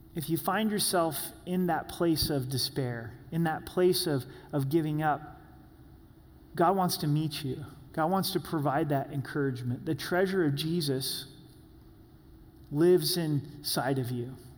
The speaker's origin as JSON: {"language": "English", "region": "Southern Oregon", "country": "United States", "tie": "born or raised there", "said": "When I was growing up in Southern Oregon"}